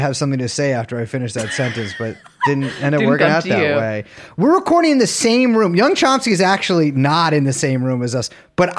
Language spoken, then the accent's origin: English; New York City, New York, United States; Okay. I'm from Avenue C.